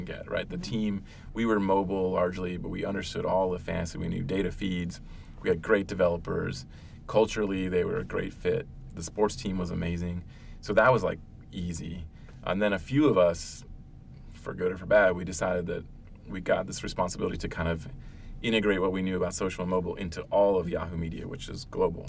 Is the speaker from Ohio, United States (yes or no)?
yes; Ohio, United States; moved away; also born or lived in Virginia; I grew up in Ohio, which, and then Virginia, but in Ohio, like, sports was everything